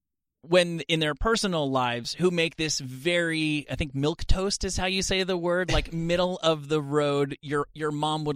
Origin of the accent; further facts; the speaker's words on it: Rutherford, New Jersey, United States; I'm from Rutherford, New Jersey, which is right next to East Rutherford, which is where Giant Stadium is.